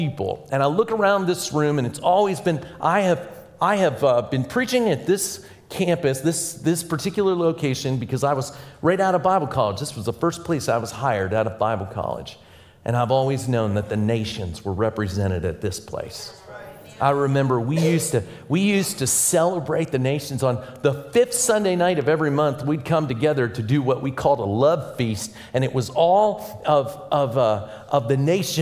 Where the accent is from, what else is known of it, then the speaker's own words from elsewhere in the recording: Pittsburgh, Pennsylvania, United States; now in Indiana, United States; I'm originally from Pittsburgh, Pennsylvania.